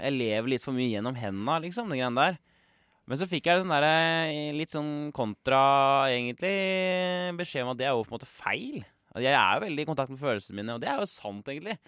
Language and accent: Norwegian; Kongsberg, Buskerud, Norway; also born or lived in Majorstua, Oslo; now in Oslo, Norway; der jeg er fra i Kongsberg, litt ja. ute i Sundegrenda. Der hele barneskolen, helt opp til liksom slutten av ungdomsskolen